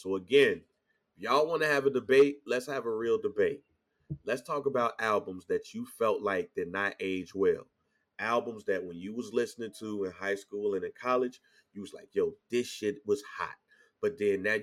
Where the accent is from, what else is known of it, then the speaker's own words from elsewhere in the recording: St. Louis, Missouri, United States; I'm from St. Louis